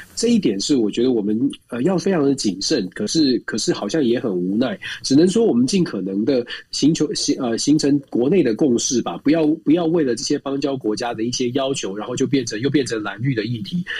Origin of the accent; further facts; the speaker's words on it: Taiwan; moved away; 毕竟我们在台湾也长大